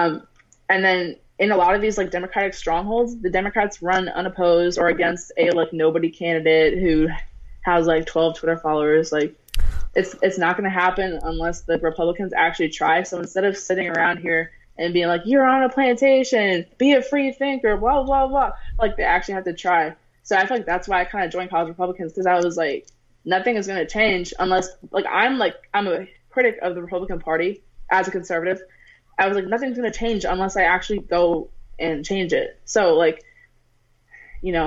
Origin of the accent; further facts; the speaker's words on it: Maryland, United States; also born or lived in Pennsylvania; I'm from Maryland. I'm like halfway in between D.C. and Baltimore. I'm in Montgomery County.